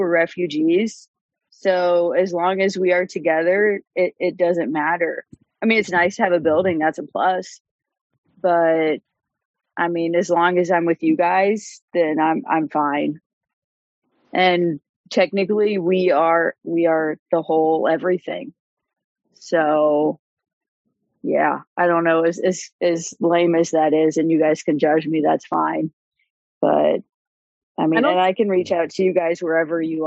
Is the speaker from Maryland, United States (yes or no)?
no; Indiana, United States; I'm from Indiana